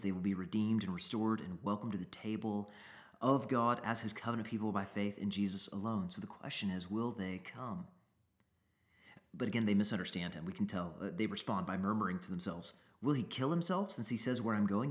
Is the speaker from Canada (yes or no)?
yes; Canada; I am a Canadian citizen, I am married, I have some kids.